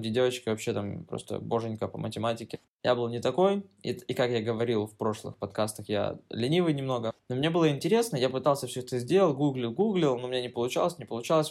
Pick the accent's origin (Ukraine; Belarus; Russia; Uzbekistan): Ukraine; Kryvyi Rih, Dnipropetrovsk Oblast; moved away; дома в Кривом Роге, я из Кривого Рога